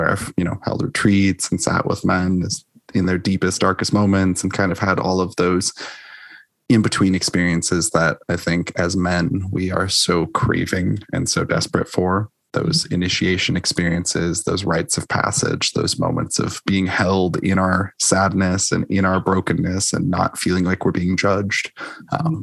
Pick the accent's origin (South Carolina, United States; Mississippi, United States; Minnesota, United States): Minnesota, United States; Minneapolis; the house that I'm in right now is about a block away from the house that I grew up